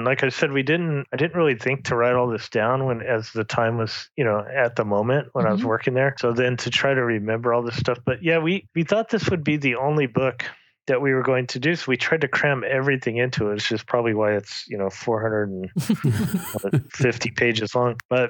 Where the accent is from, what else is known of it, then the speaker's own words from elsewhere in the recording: St. George, Utah, United States; my wife bought your book and I'm from St. George and he's from the same city.